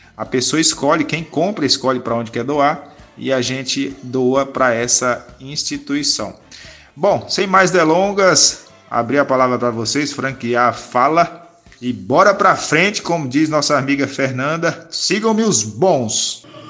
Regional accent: Northeast Region, Brazil; sou nordestino

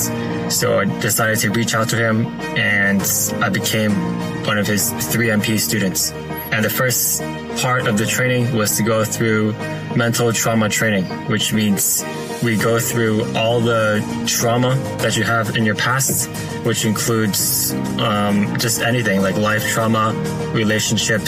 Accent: Toronto, Ontario, Canada; I'm from Toronto

